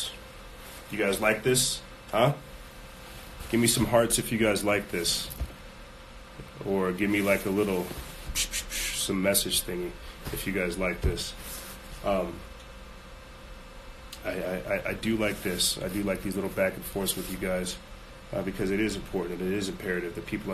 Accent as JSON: {"language": "English", "region": "South Carolina", "country": "United States", "said": "we come from South Carolina. I couldn't show you guys, like, the swamps we came from, but, man, we come from the swamp."}